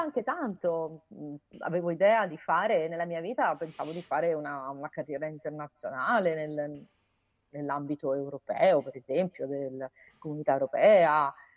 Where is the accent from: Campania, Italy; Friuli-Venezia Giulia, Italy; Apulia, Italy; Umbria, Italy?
Umbria, Italy; Perugia; moved away as an adult; also born or lived in Florence; sono nata a Perugia, ma ho studiato a Firenze all'università